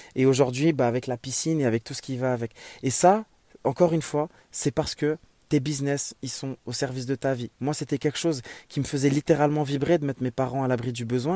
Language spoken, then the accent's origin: French; Morocco; moved away as an adult; also born or lived in Germany / Strasbourg, France; revenir vivre Au soleil, dans mon pays natal, le Maroc